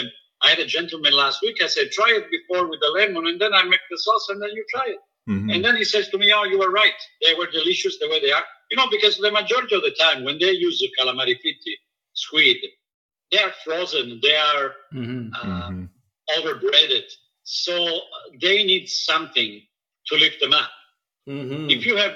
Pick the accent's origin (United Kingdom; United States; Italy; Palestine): Italy; now in Vancouver, Canada; I'm Italian proudly, and I'm Canadian proudly.